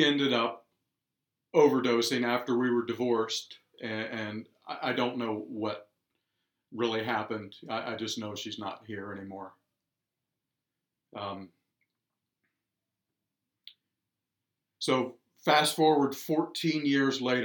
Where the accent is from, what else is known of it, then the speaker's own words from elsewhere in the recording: Virginia, United States; moved away as an adult; now in Quad Cities, United States; I'm originally from Virginia, and about 10 years ago, I ended up in the Quad Cities and have made a home out of it.